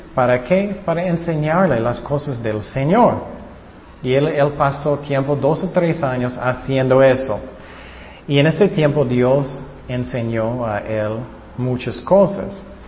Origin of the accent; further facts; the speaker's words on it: California, United States; yo nací en California